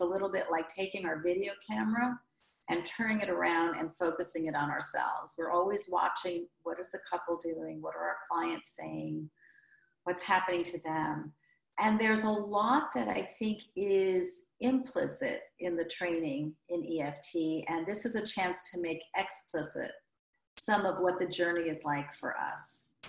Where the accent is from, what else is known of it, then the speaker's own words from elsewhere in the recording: Midwest, United States; now in New York, United States; I'm from the Midwest